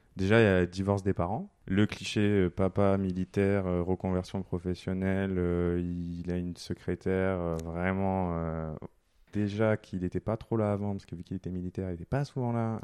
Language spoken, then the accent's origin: French; southern France, France; now in Paris, France; je suis pas de Paris à la base, je suis né dans le sud.